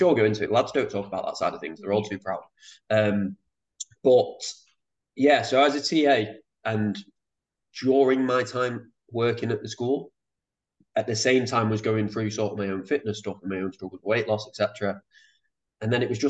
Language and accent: English; Manchester, North West England, United Kingdom; moved away as an adult; now in Sydney, Australia; I'm from Manchester. Yeah, grew up in Manchester.